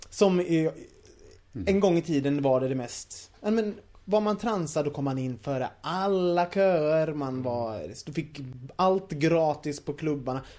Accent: Gothenburg, Västra Götaland, Sweden; Jag är från Göteborg.

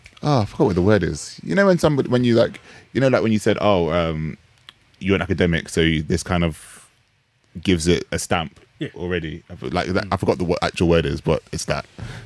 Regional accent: United Kingdom; my identity as a Jamaican, British born Jamaican person and being part of the Caribbean

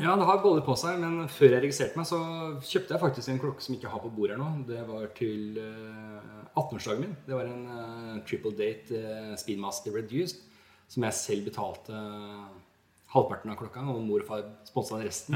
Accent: Norway; jeg er fra Norge

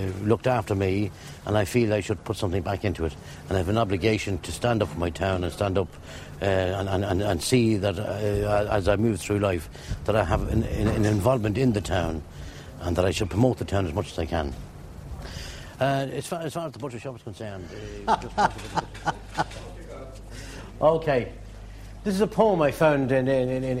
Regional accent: Drogheda, Leinster, Ireland; I was born and raised in Drogheda. All my family are in the town.

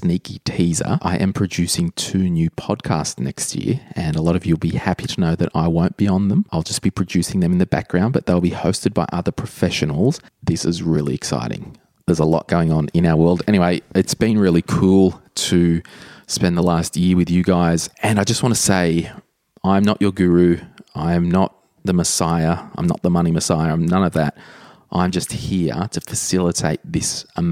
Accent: Sydney, New South Wales, Australia; we're both from Sydney

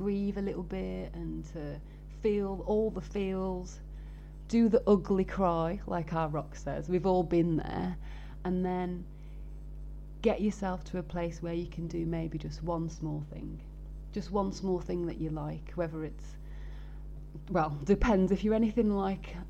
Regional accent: Birmingham, West Midlands, United Kingdom; I'm from Birmingham

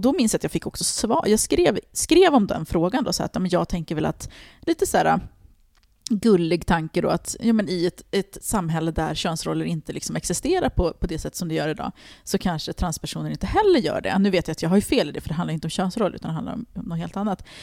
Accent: Stockholm, Stockholm County, Sweden; jag kommer från Tensta och jag växte upp med en fattig mamma

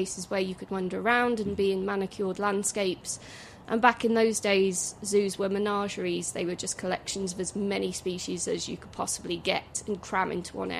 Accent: just outside Birmingham, West Midlands, United Kingdom; So I grew up just outside Birmingham, so a big city, didn't really have amazing access to wildlife and nature.

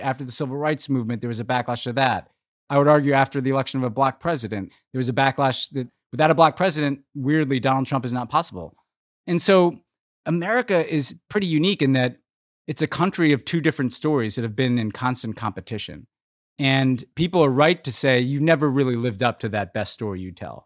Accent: United States

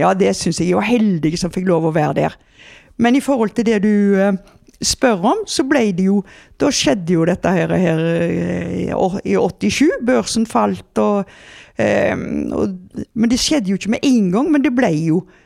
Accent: Haugesund, Rogaland, Norway; jeg er jo fra Haugesund

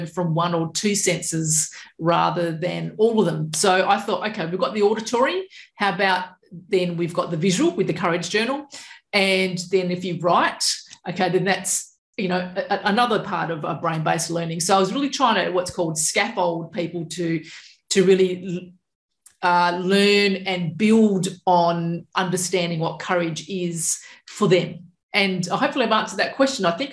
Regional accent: Perth, Western Australia, Australia; also born or lived in Balingup, Western Australia; now in southwest Western Australia, Australia; I was from Perth originally.

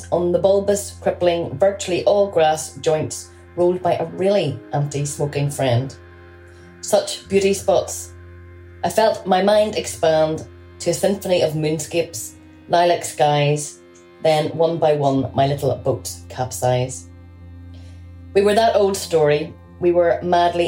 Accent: Northern Ireland, United Kingdom; I am a poet from Northern Ireland

